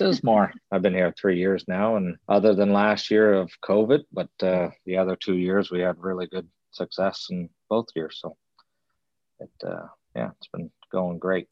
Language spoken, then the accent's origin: English; New Brunswick, Canada; I was born on the Broadleaf Farms there in New Brunswick. Thankfully enough, I was always around family